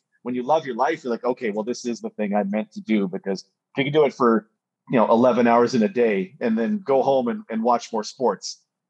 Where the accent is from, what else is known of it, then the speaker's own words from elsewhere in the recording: Alberta, Canada; grew up in Alberta.